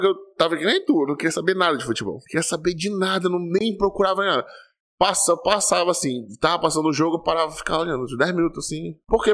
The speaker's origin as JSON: {"language": "Portuguese", "country": "Brazil", "said": "a gente, como brasileiro, a gente tem esse clamor pelo futebol"}